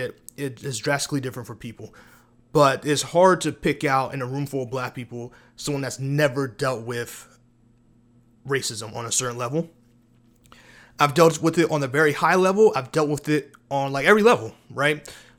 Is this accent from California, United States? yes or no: no; New York City, New York, United States; growing up, I was born in Bronx, New York, right? New York City.